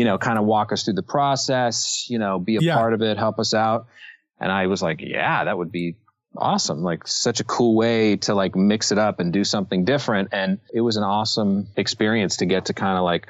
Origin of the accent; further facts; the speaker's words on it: Los Angeles, California, United States; I grew up in Los Angeles